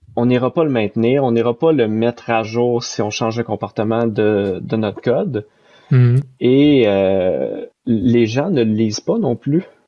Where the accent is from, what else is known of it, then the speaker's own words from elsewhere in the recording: Saint-Jérôme, Quebec, Canada; je viens de euh, Saint-Jérôme, qui est une ville au Canada qui est à environ 40 minutes au nord de Montréal